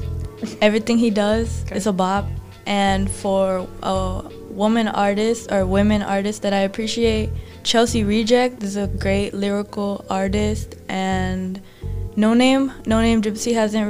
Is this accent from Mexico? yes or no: yes; Mexico; Hey, I'm from Mexico, we from the south, for real, so we love country as long as it's in Spanish.